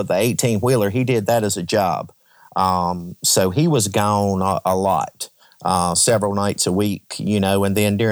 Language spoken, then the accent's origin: English; Franklin County, Virginia, United States; I am from Franklin County, Virginia